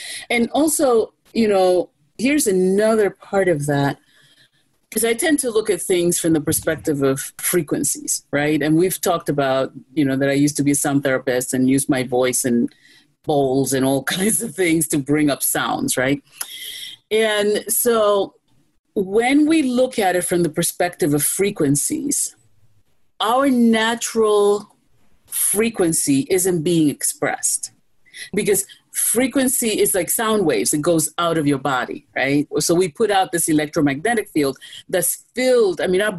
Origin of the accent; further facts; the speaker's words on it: New York, United States; Look, I'm a New Yorker. I'll always be a New Yorker, okay? In New York, we mind our business, okay?